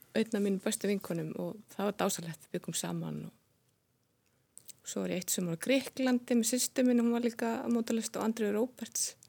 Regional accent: Reykjavík, Capital Region, Iceland; ég fættist í Breitholdinu bjóð þar fyrstu nýju árin

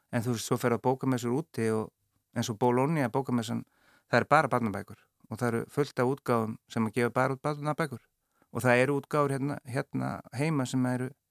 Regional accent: Akureyri, Northeastern Region, Iceland; moved away; ég er frá Akureyri og við erum, við erum fjóri bræður all káa menn

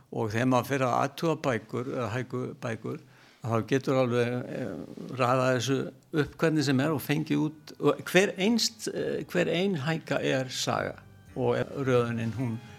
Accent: Vestmannaeyjar, Southern Region, Iceland; Ég er ættar úr Vestmanni

